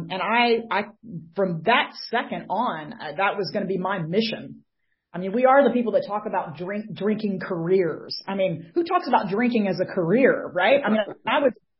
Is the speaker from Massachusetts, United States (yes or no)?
no; Atlanta, Georgia, United States; I am from the Atlanta, Georgia area.